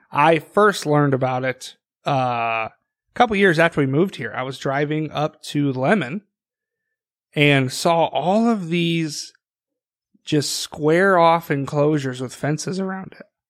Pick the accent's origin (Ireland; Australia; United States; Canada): United States; northwest Iowa; now in South Dakota, United States; Growing up in Iowa